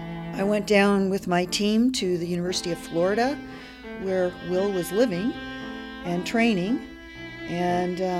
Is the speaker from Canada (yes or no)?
yes; Canada; moved away as an adult; now in Grinnell, United States; As a Canadian